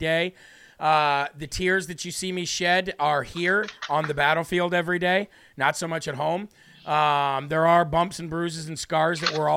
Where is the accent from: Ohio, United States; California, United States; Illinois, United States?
Illinois, United States; I grew up in Illinois